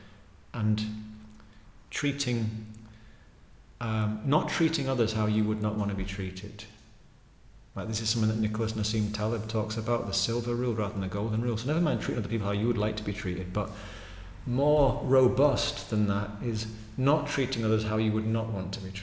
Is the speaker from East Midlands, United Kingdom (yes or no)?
no; Pickering, Yorkshire and the Humber, United Kingdom; moved away; I grew up in Pickering in North Yorkshire